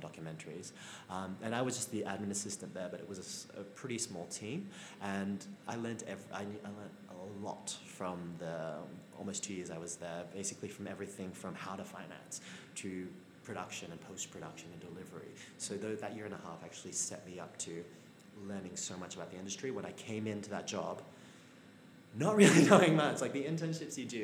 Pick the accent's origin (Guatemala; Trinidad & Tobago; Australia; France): Australia; moved away as an adult; also born or lived in Melbourne, Australia / Sydney, Australia; now in United Kingdom; as an Australian